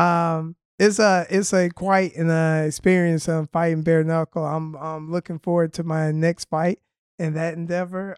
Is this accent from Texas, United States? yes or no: no; Birmingham, Alabama, United States; accent: drawl; moved away; I am originally from Birmingham, Alabama